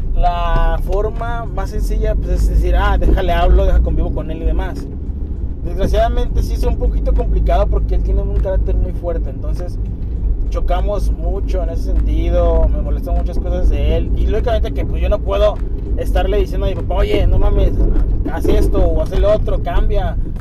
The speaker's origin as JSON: {"language": "Spanish", "country": "Mexico", "said": "somos los mexicanos"}